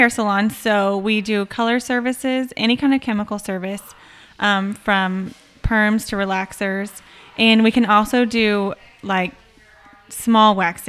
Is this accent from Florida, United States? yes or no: no; Buda/Kyle area, Texas, United States; I have lived in this area for my entire life.